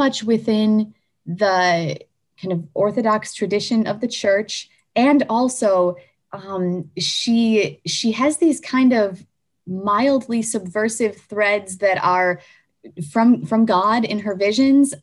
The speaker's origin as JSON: {"language": "English", "country": "United States", "said": "I'm an American"}